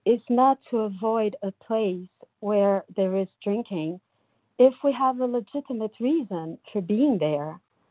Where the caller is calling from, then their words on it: São Paulo, Brazil; I'm calling from Brazil, São Paulo.